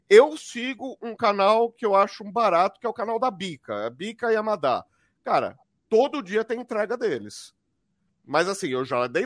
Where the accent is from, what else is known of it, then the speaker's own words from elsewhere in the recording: Barbacena, Minas Gerais, Brazil; que nem quando eu fiz faculdade, que nem quando eu era criança pequena lá em Barbacena.